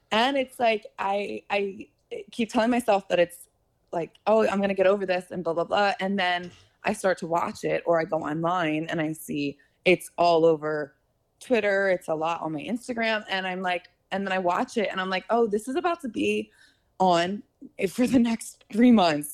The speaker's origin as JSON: {"language": "English", "town": "Philadelphia", "region": "Pennsylvania", "country": "United States", "also_born_or_lived": "New York", "moved": "as an adult", "lives_now": "Los Angeles, United States", "said": "I'm from Philly, Pennsylvania"}